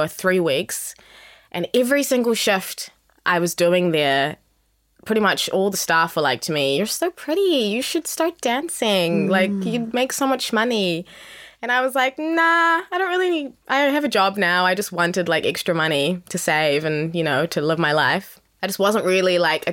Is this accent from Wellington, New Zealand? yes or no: yes; Wellington, New Zealand; also born or lived in South Africa; now in Auckland, New Zealand; I am originally from South Africa. Both my parents are South African. And I moved to New Zealand when I was 8 years old, so a very long time ago. Mm. And I lived in Wellington, so I'm technically from Wellington